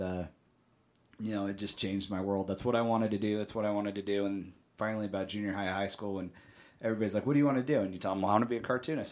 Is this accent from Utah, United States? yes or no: yes; Salt Lake City, Utah, United States; I was actually born and raised here in, in Salt Lake, uh, Mill Creek area.